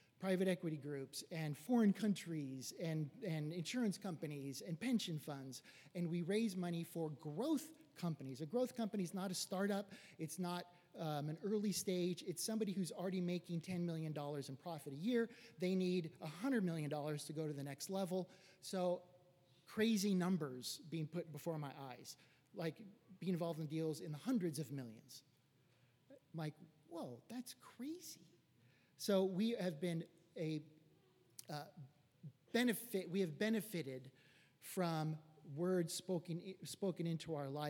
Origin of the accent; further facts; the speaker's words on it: Los Angeles, California, United States; I was raised here in West Los Angeles